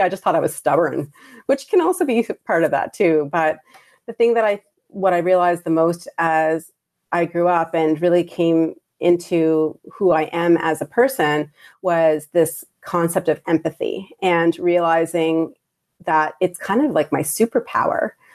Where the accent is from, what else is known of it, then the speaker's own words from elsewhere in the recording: Prince Edward Island, Canada; also born or lived in Hamilton, Ontario, Canada / Bangladesh; I grew up in Prince Rhode Island or P